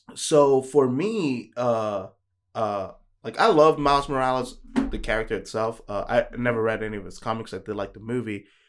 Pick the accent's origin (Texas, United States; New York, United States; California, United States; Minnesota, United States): New York, United States; I'm from New York